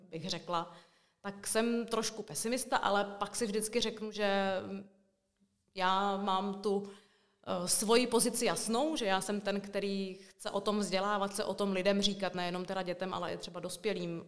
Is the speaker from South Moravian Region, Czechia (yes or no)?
yes; Brno, South Moravian Region, Czechia; moved away as an adult; also born or lived in Suché Vrbné, České Budějovice; now in České Budějovice, Czechia; já původně pocházím teda z Brna